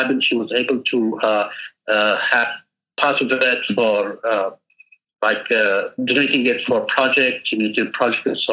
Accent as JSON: {"language": "English", "country": "Yemen", "said": "from Yemen. I work as an education coordinator for a local NGO."}